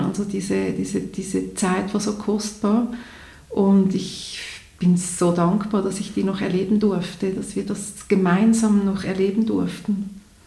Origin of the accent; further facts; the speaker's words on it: Zurich, Switzerland; hier bei uns in Zürich in der Schweiz